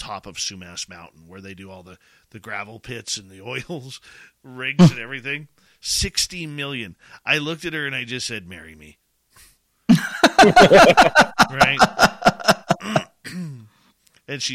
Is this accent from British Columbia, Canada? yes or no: yes; Abbotsford, British Columbia, Canada; I'm born and raised in Abbotsford